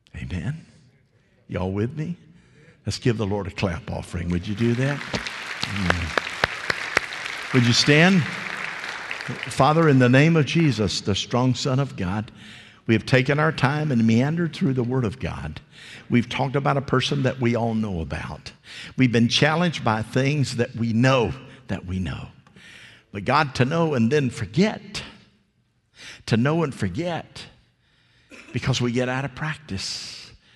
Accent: the South, United States; I was raised in the South

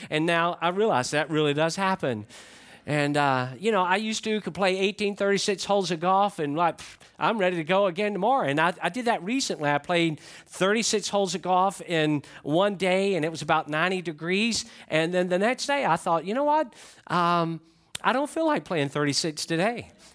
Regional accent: Atlanta, Georgia, United States; I grew up in Atlanta

